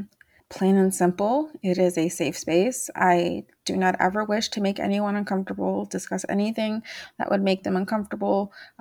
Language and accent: English; Mexico; I'm still Mexican-American. I'm still from Mexico. I still speak Spanish. Even if I have an accent, that does not change anything about me.